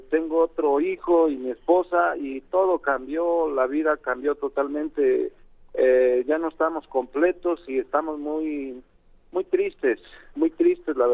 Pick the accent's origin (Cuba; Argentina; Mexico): Mexico; Tlaxiaco, Oaxaca; yo estaba en Oaxaca, ah. eh, él, él vive en Oaxaca, vivíamos en Oaxaca, yo soy originario de Tlajiaco, Oaxaca, pero vivimos en Oaxaca capital